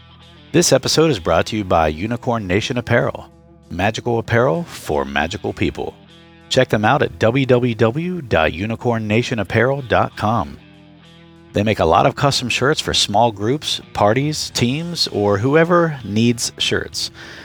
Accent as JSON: {"language": "English", "region": "Ohio", "country": "United States", "accent": "Southeastern Ohio dialect", "lives_now": "Columbus, United States", "said": "I've been living in Columbus since I was 18. I've lost most of my Southeastern dialect, my accent, if you will."}